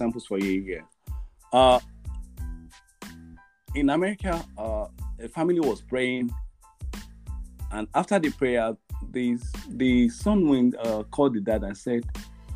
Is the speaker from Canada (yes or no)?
no; Nigeria; my nation Nigeria